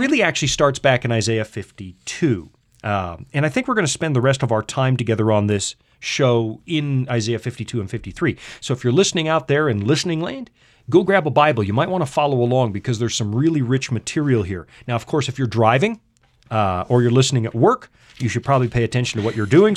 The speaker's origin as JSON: {"language": "English", "country": "Canada", "accent": "Canadian English"}